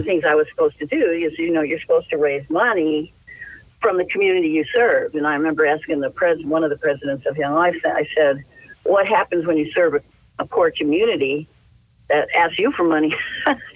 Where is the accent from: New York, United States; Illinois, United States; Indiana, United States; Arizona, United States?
Illinois, United States; South Holland; moved away as an adult; now in Los Angeles, United States; I grew up in South Holland, Illinois